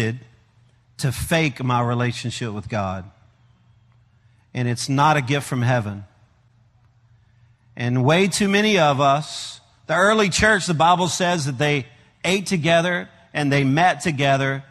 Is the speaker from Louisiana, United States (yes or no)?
yes; Louisiana, United States; now in Arkansas, United States; I am a Cajun from Louisiana. I live in Arkansas.